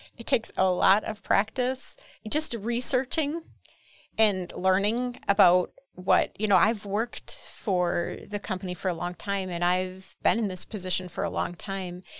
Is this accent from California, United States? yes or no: no; Horicon, Wisconsin, United States; I'm from Horicon.